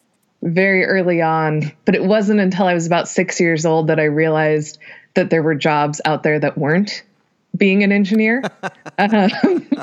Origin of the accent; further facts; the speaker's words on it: Reno, Nevada, United States; moved away as an adult; now in Los Angeles, United States; I'm originally from Reno, Nevada